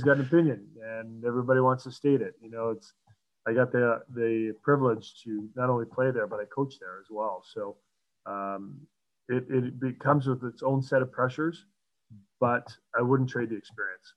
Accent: Ontario, Canada; moved away as an adult; I'm a Canadian kid, I'm from Ontario

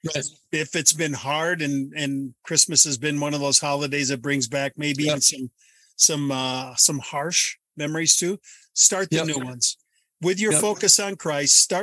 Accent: Wisconsin, United States; In Wisconsin, we would play in the snow

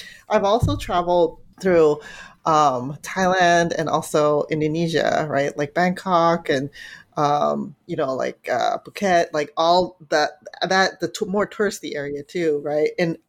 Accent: San Francisco, California, United States; I grew up in San Francisco Chinatown, you know, so a part of my childhood is San Francisco Chinatown.

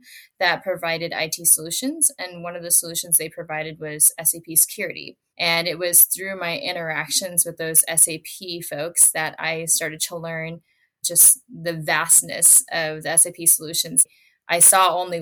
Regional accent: Minneapolis–Saint Paul, Minnesota, United States; I grew up in the Twin Cities in Minnesota

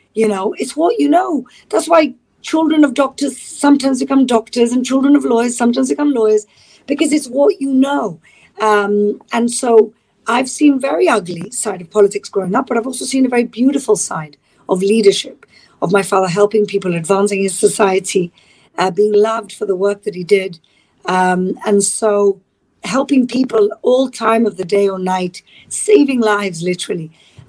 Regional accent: Gibraltar; You know, it's like, it's very kind of kibbutzy in a way. It's like a small town where everybody really knows it. If you're Jewish, everybody knows you and they know your business.

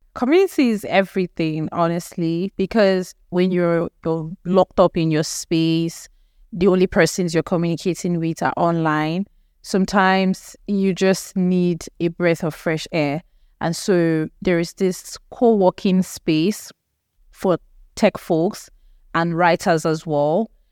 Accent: Nigeria; we are actually an English-speaking country, so our lingua franca is actually English

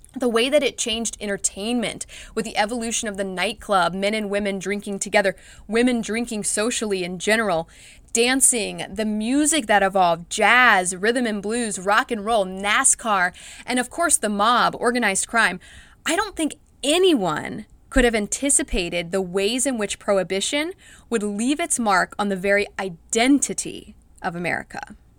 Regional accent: United States; growing up in the United States

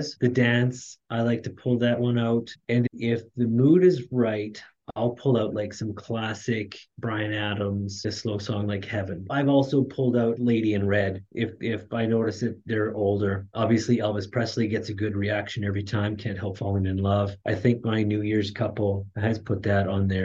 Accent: Canada; my wife and I, we were both born and raised in Canada

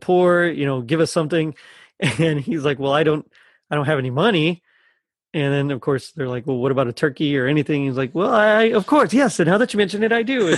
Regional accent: United States; I'm just an American.

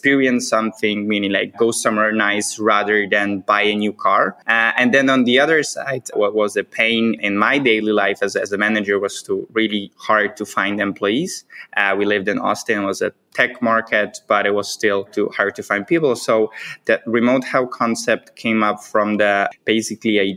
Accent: Poland; moved away as an adult; also born or lived in United States / Vietnam; together with my wife, we are originally from Poland.

